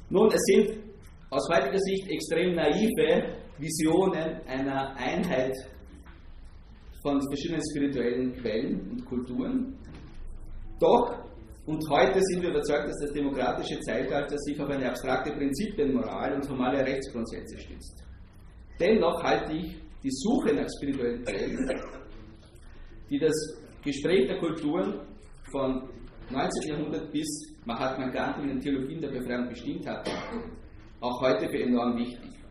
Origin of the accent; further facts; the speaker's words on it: Austria; denn in der österreichischen Philosophie als Österreicher haben wir ein besonderes Gespür für Dekadenz